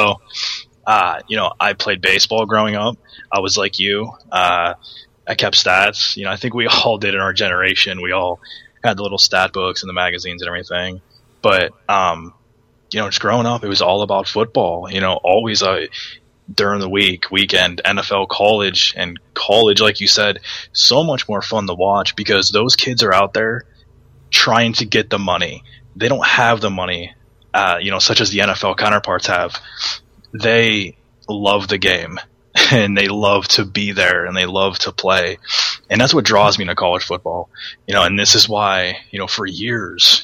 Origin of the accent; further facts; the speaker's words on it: Northeast Ohio, United States; we're from the Northeast Ohio area where high school football